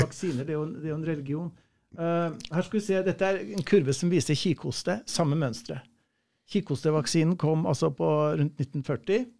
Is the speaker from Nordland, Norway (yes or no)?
no; Nærøy, Namdalen, Trøndelag, Norway; accent: trønder; jeg er fra Namdalen